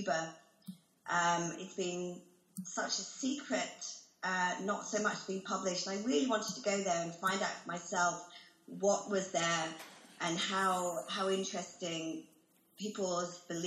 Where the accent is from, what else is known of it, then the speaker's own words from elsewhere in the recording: United Kingdom; I call myself British because that's where I grew up